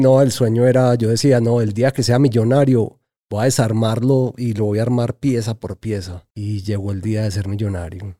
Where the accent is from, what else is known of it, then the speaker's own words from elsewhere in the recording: Medellín, Antioquia, Colombia; nací en Lovaina y que era, que es un barrio, pues, conocido como por la prostitución y eso